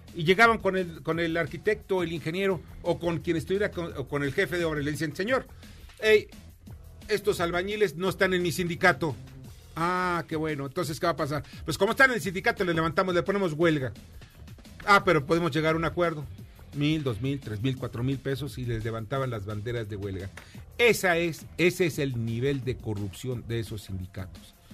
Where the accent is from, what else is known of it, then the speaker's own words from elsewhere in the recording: Mexico; como mexicanos